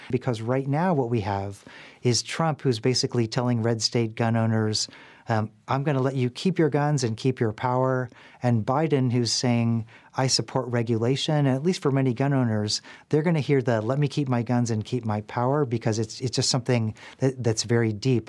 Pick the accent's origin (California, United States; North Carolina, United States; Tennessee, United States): Tennessee, United States; Nashville; my hometown of Nashville